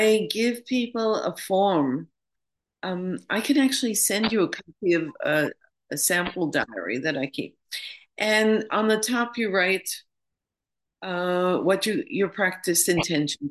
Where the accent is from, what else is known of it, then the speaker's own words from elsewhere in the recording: New York, United States; moved away as an adult; now in London, United Kingdom; I'm from New York originally. I live in London now, but I used to live in New York